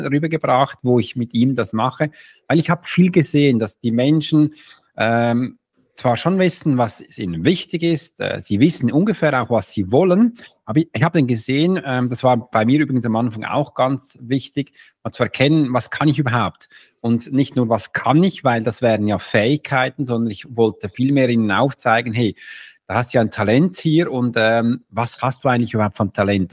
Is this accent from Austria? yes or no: no; Switzerland; Im ersten bin ich Schweizer